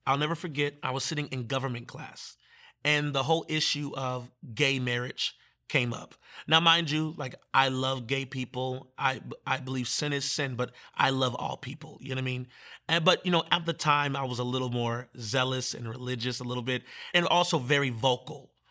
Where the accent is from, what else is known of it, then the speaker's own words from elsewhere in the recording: Manassas, Virginia, United States; I'm from Manassas.